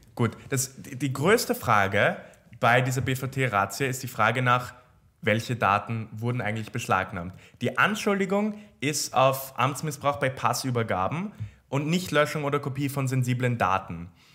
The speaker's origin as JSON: {"language": "German", "country": "Austria", "said": "bei uns in Österreich"}